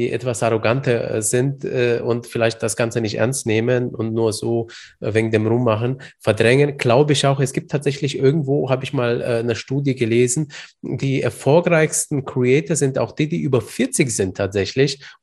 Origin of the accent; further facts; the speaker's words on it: Bamberg, Bavaria, Germany; Bamberg, wo ich herkomme.